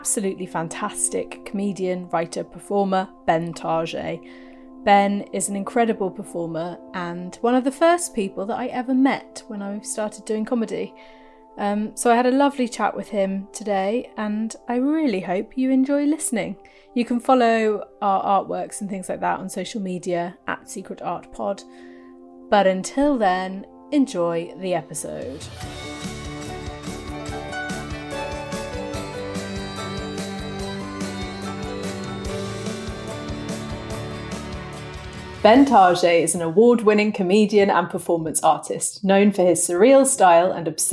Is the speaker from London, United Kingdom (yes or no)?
yes; London, United Kingdom; also born or lived in Oxford / Leeds; I grew up in North London and then moved to Oxford, went to university in Leeds, and I'm now back living in North London.